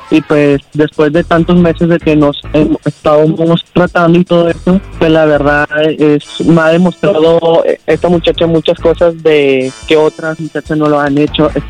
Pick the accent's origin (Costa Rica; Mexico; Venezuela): Mexico; accent: Colombian; No, yo soy mexicano.